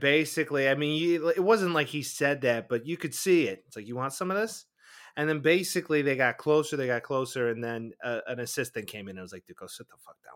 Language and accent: English; Chicago, Illinois, United States; we're from Chicago